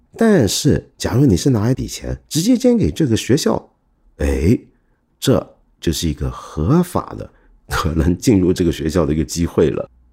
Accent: Hong Kong; also born or lived in Guangdong; 我这个香港人、广东人

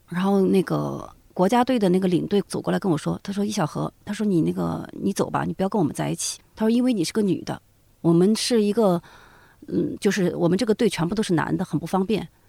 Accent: Zigong, Sichuan, China; 我作为一个字二代，因为我父母亲不是自贡人，其实我很多自贡话，我就当地的俚语什么的，我都不太会讲。哦，我讲的自贡话是最接近于普通话的

